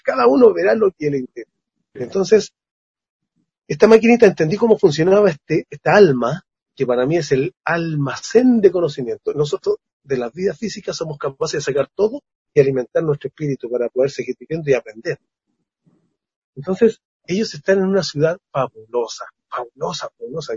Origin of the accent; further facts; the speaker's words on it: Chile; como chileno